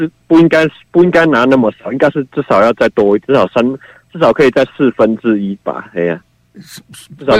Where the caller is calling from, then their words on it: Yunlin County, Taiwan; 喂，你好，